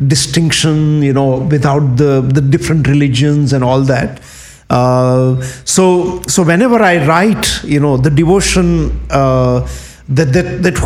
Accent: Kathiawar, Gujarat, India; moved away; when you grow up in Indian countryside, like the where I grew up in Kathiawad, which is in Gujarat

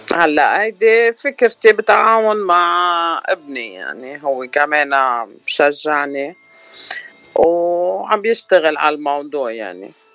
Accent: Batroun, North Lebanon, Lebanon; moved away as an adult; now in Los Angeles, United States; انا من الشمال شمال لبنان من الباترون

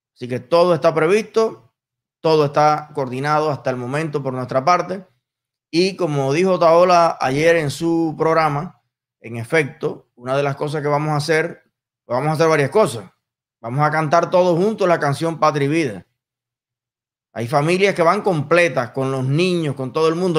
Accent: Cuba; los cubanos

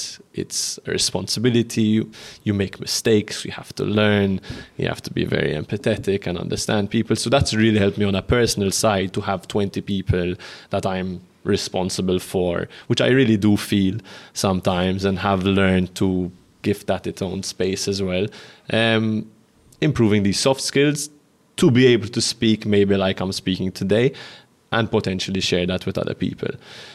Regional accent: Malta; we're starting a podcast called Growing Pains, which is talks about the pains of growing up in Malta.

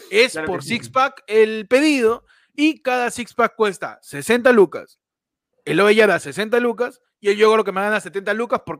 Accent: San Juan de Lurigancho, Lima, Peru; señor, soy de San Juan.

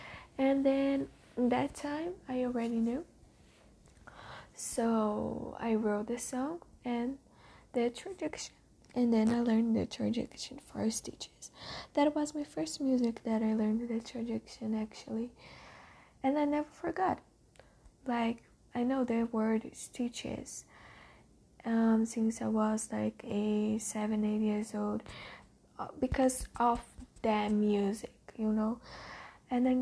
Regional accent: Jundiaí, São Paulo, Brazil; first language Portuguese; English is a second language; I'm born in Brazil in a small city in the São Paulo called Jundiaí

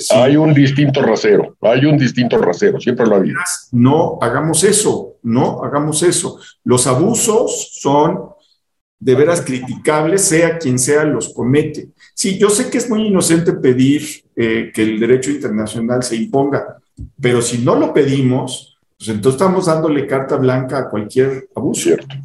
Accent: Mexico; pensando como mexicanos, ejemplo, Estados Unidos rescató a México en 94 de la debacle.

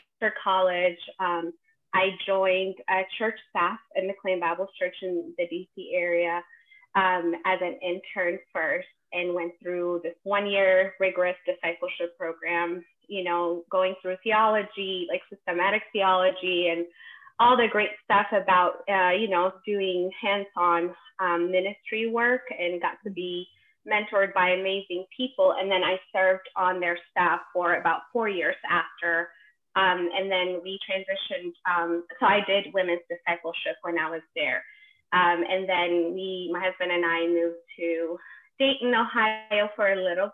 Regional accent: Ethiopia; moved away as an adult; now in United States; I am originally from Ethiopia, born and raised, and I moved to the States at 19

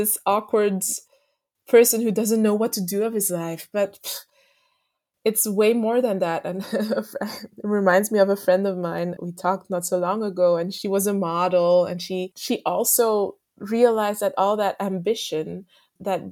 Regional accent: Belgium; also born or lived in Martinique; I grew up in Belgium.

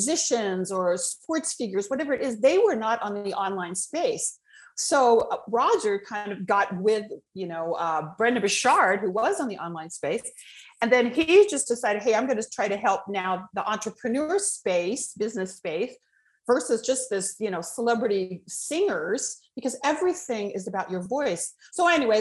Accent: Los Angeles, California, United States; I was born in Hollywood.

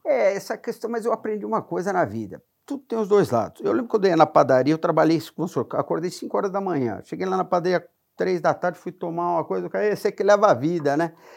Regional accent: São Paulo, Brazil; also born or lived in Santana de Parnaíba; Sou natural de São Paulo

